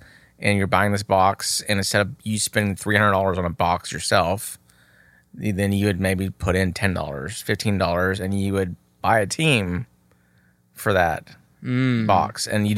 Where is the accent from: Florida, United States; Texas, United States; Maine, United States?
Texas, United States; I'm from Texas.